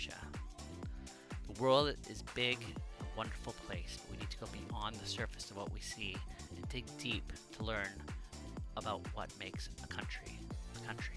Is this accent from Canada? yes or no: yes; Canada; I'm a Canadian, 40 years old.